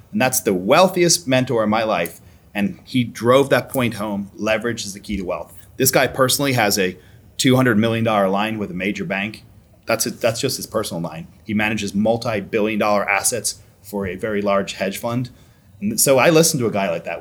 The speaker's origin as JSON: {"language": "English", "country": "Ireland", "tie": "born or raised there", "moved": "as an adult", "lives_now": "United States"}